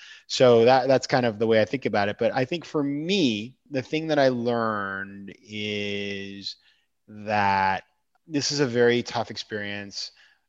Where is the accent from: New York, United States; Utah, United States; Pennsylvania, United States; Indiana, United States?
New York, United States; Like being a New Yorker right now is fantastic.